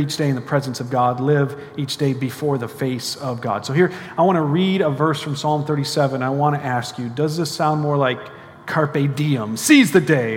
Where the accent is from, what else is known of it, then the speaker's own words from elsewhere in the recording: United States; I'm an American, so it means I speak one language, not that well